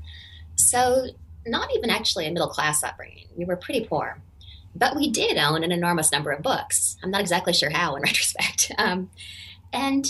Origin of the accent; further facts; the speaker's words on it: Denman Island, British Columbia, Canada; the very small island on which I grew up in British Columbia, Canada